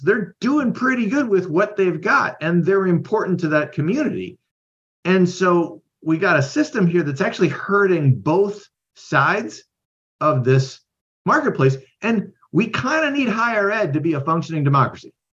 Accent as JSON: {"language": "English", "region": "Midwest", "country": "United States", "tie": "born or raised there", "also_born_or_lived": "Idaho / Iowa", "moved": "as an adult", "said": "I grew up in the Midwest"}